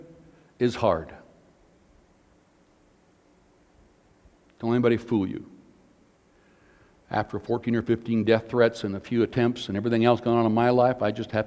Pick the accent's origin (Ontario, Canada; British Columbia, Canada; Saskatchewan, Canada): Saskatchewan, Canada; Porcupine Plains; Us Canadians, I'm Canadian, born in Canada, Porcupine Plains, Saskatchewan, so I'm as Canadian as anybody.